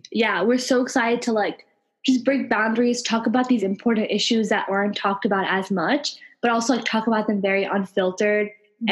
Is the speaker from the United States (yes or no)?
yes; Long Island, New York, United States; I was born and raised in New York, and as you can see, we're very New York like mm-hmm. nationality, and we were both on Long Island